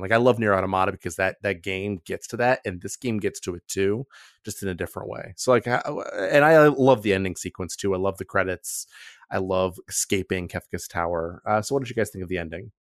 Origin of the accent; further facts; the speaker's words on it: Akron, Ohio, United States; I was raised in a grinding culture, um, 'cause I'm from Akron, Ohio, and that's who we are